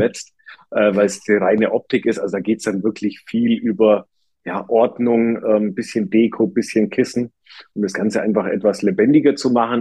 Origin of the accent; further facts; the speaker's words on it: Germany; bei uns in Deutschland